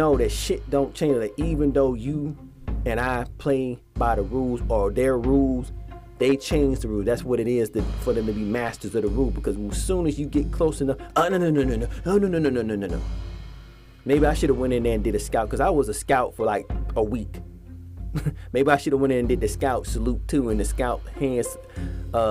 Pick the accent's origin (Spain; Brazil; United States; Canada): United States; Atlanta, Georgia; moved away; in Atlanta, my hometown, where I used to stay